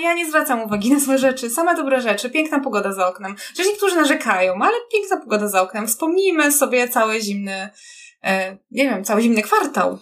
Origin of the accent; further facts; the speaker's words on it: Kraków, Lesser Poland, Poland; ja też niby jestem z Krakowa